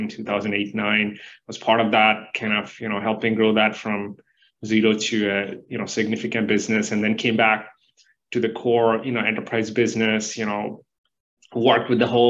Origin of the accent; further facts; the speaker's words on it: near Hyderabad, Telangana, India; moved away as an adult; also born or lived in Florida; I grew up in India, you know, close to Hyderabad